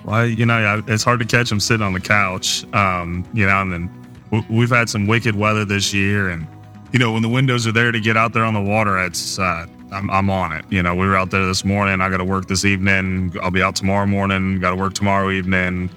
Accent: Cincinnati, Ohio, United States; moved away as an adult; also born or lived in Mississippi; now in Texas, United States; I am from Cincinnati, but, you know, I'm from a, grew up originally in a smaller town off the east side of Cincinnati

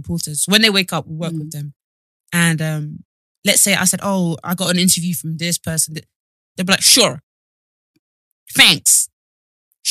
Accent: United Kingdom; British people

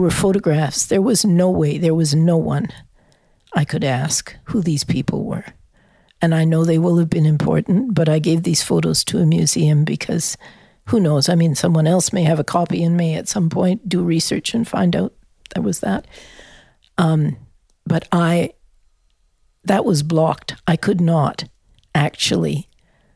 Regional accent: Canada; moved away; also born or lived in France / Australia; And I'm a Canadian.

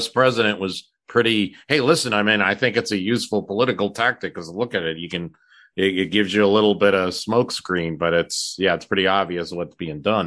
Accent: New Jersey, United States; I'm from New Jersey

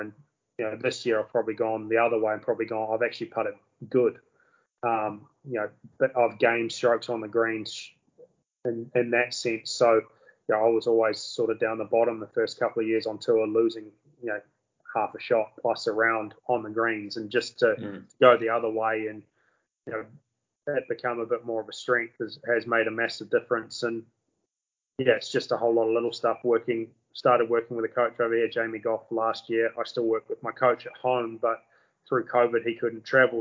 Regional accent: New Zealand

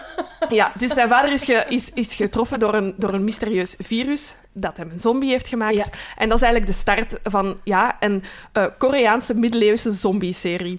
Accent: Brussels, Brussels-Capital Region, Belgium; accent: Brussels; mijn Brusselse tongval. En ik ben hier geboren en getogen, maar mijn route ligt rond Kachtem

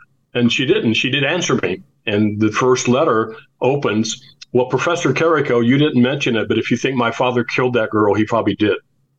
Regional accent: Anderson, Indiana, United States; to my hometown where I was born in Anderson, Indiana.

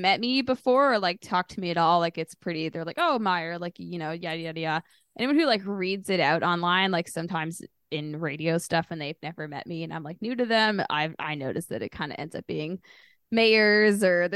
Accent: Hamilton, Ontario, Canada; I grew up in Ancaster, Ontario, which is just kind of up the mountain from Hamilton.

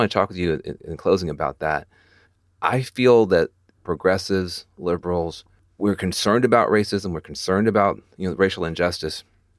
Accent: the South, United States; And that just, as a Southerner, that just drives me nuts.

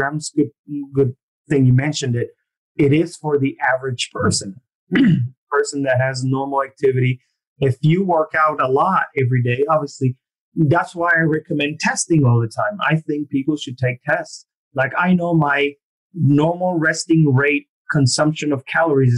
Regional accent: Argentina; moved away; I'm from Argentina originally

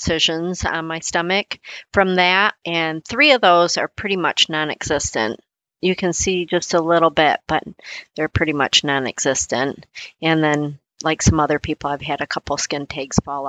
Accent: California, United States; I grew up in California

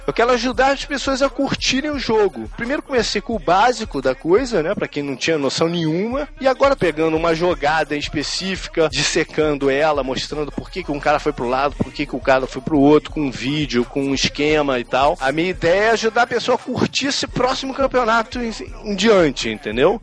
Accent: Brazil; now in United States; sou brasileiro

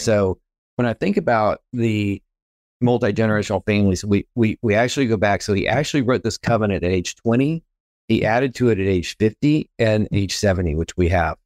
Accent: Texas, United States; moved away as an adult; also born or lived in Wichita Falls, Texas / Temple, Texas / San Antonio, Texas / California; now in Chattanooga, Tennessee, United States; I was born and raised here in Texas, and, uh, multi-generational Texan

